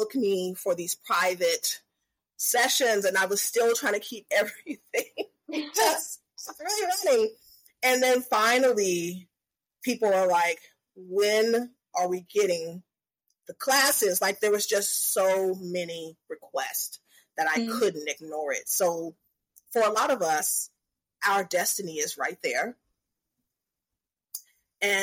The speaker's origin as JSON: {"language": "English", "region": "the South", "country": "United States", "said": "I'm from the South"}